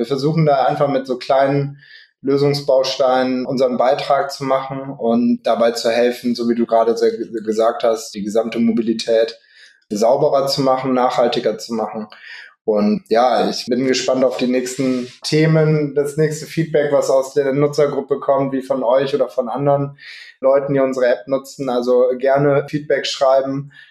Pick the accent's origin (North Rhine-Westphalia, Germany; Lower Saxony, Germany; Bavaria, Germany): Lower Saxony, Germany; Hanover; Ich komme aus Hannover